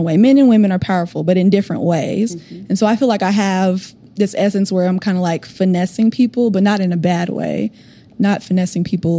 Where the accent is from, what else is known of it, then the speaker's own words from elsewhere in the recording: Oklahoma, United States; I'm from Oklahoma.